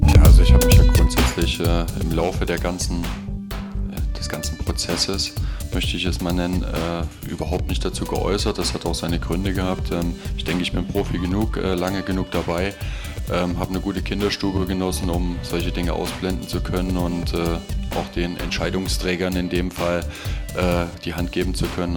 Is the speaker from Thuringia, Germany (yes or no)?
yes; Erfurt, Thuringia, Germany; dass ich natürlich gerne in Erfurt geblieben wäre, in meiner Heimat